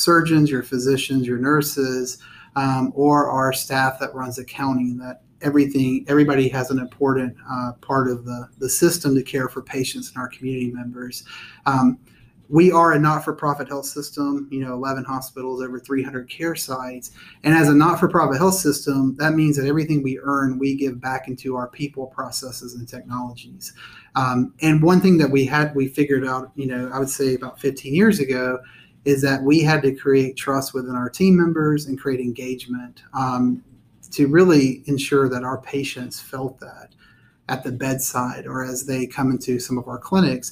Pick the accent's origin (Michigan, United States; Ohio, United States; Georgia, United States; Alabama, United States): Georgia, United States; Austell; born and raised in Cobb County, grew up in Austell.